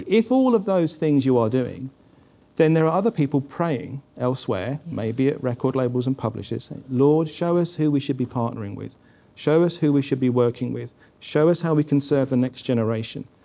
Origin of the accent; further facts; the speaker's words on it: England, United Kingdom; I go out as an English person born in the United Kingdom